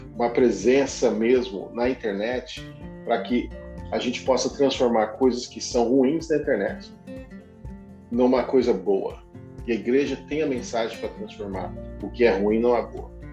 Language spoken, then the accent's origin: Portuguese; Brazil; moved away; Eu era do tempo, crescendo no Brasil, dos embaixadores do rei